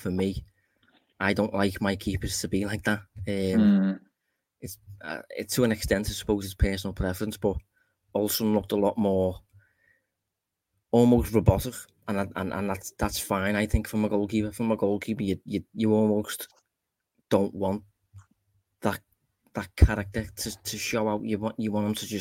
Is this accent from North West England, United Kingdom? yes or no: yes; Liverpool, North West England, United Kingdom; I am obviously from Liverpool